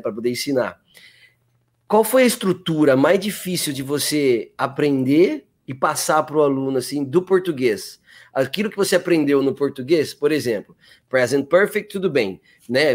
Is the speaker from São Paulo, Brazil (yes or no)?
yes; Sorocaba, São Paulo, Brazil; accent: interior; also born or lived in Campinas; eu sou de Campinas, morei até os oito anos, depois eu fui para Sorocaba